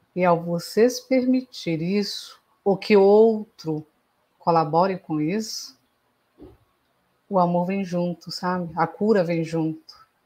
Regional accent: Belém, Pará, Brazil; Eu sou de Belém do Pará

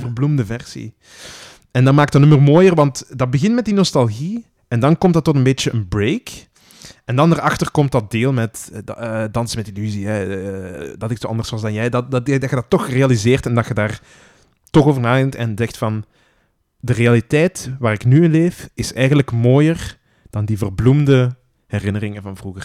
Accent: Flanders, Belgium; wij vaak als Vlamingen

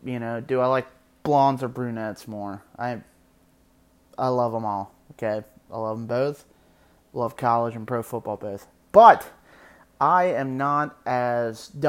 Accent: Southern Ohio, United States; I'm from Ohio, Southern Ohio.

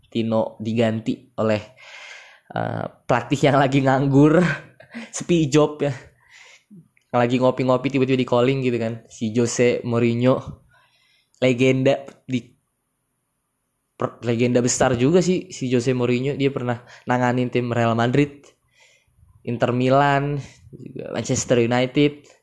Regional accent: Bekasi, West Java, Indonesia; yang paling gue tungguin tuh Persipasi ya gue kan orang Bekasi ya

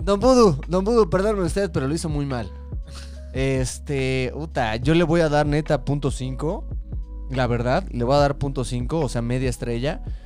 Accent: Mexico; como mexicano

